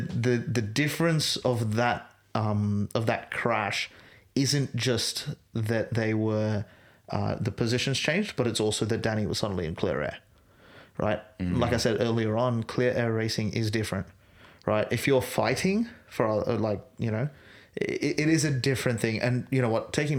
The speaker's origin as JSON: {"language": "English", "country": "Australia", "said": "It's a frustrating thing as an Australian fan"}